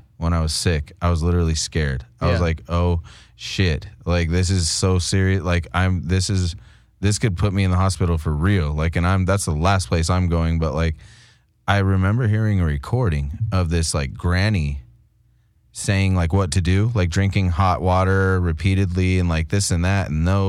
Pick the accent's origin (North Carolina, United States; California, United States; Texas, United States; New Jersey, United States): California, United States; We're from Southern California. That's what it is. We identify as Mexican people, you know?